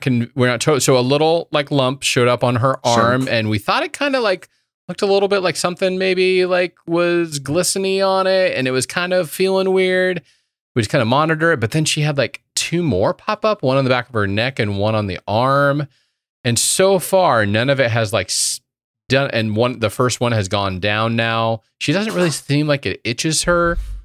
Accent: Indiana, United States; I've had more experience with it growing up in Indiana and being running through all the creeks and woods and all that kind of stuff.

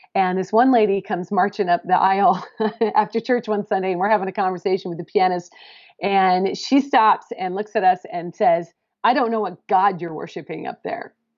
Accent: Pacific Northwest, United States; moved away as an adult; I'm coming from the Pacific Northwest

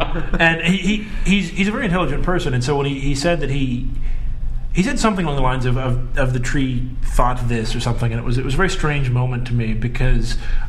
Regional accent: United States; I'm an American.

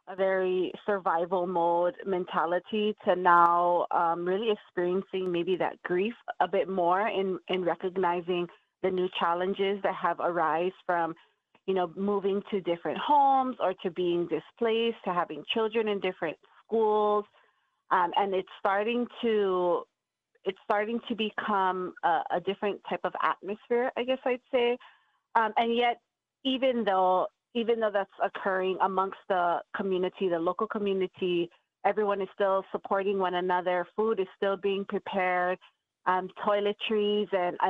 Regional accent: Hawaii, United States; it's a common theme amongst us in Hawaii that we take care of each other

